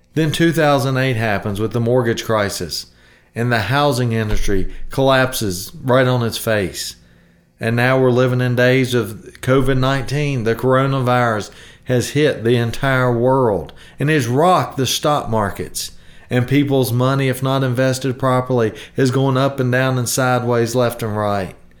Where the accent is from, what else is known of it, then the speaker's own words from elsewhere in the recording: the South, United States; I, I'm from the South. We say ain't